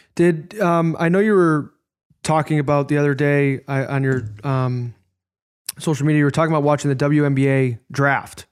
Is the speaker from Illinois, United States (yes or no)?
yes; Chicago, Illinois, United States; as a young man growing up in Chicago